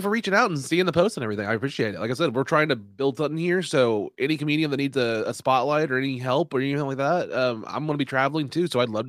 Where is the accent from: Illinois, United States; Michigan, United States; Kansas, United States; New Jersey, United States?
Kansas, United States; also born or lived in Oklahoma; We're from Kansas and Oklahoma, so pretty much everybody that had a DVD at Walmart.